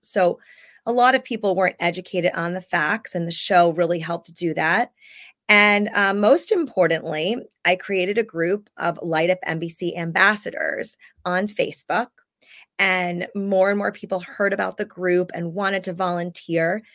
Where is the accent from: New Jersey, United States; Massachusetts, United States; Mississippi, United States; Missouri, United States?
New Jersey, United States; I grew up in New Jersey